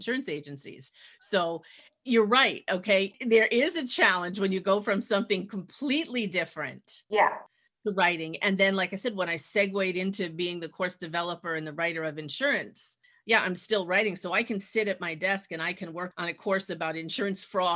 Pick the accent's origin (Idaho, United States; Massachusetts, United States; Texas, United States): Massachusetts, United States; also born or lived in New York City / Montana; I was born in New York City, but lived almost all my life in New England, in Massachusetts